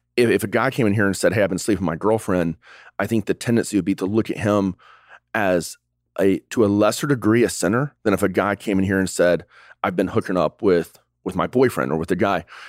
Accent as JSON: {"language": "English", "region": "the South", "country": "United States", "tie": "born or raised there", "said": "we grew up in the South"}